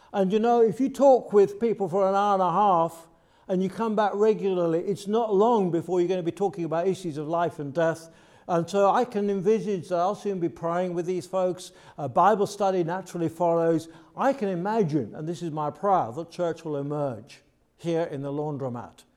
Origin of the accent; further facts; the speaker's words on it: United Kingdom; I'm from the U K, as you can tell by my accent straight away